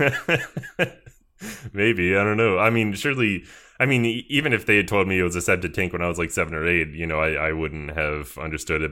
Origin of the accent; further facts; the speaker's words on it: Georgia, United States; I am from Georgia, which is in the sou-, or southern United States.